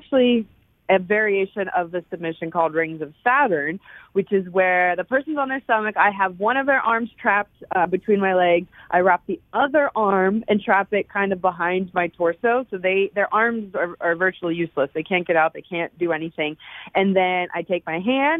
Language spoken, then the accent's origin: English; Punxsutawney, Pennsylvania, United States; I was born in Punxsutawney, and it's about an hour and 15 outside of Pittsburgh, Pittsburgh was the big city that we always went